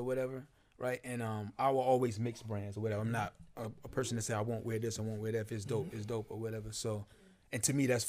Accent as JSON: {"language": "English", "town": "New York City", "region": "New York", "country": "United States", "tie": "born or raised there", "also_born_or_lived": "the South (US)", "moved": "yes", "lives_now": "Virginia, United States", "said": "Brooklyn, where I kind of grew up most of my life, I was born in the South, grew up in New York"}